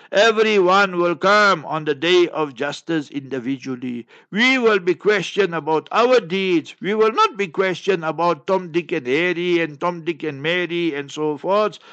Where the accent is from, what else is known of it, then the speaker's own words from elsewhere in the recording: Heidelberg, Gauteng, South Africa; I was born in Heidelberg, Heidelberg, and in Transvaal, Old Transvaal, and New Gauteng